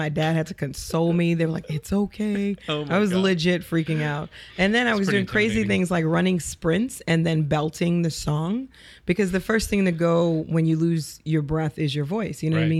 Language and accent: English; New Orleans, Louisiana, United States; moved away as an adult; now in Los Angeles, United States; I grew up in the East. I went to Resurrection of Our Lord Elementary School